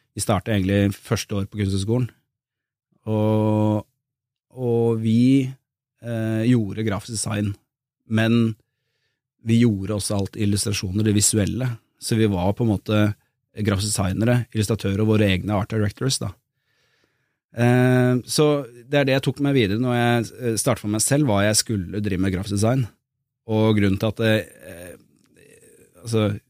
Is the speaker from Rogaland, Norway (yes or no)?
no; Drammen, Buskerud, Norway; moved away; also born or lived in Bergen; Jeg flyttet tilbake til Drammen, jeg var født og vokst der.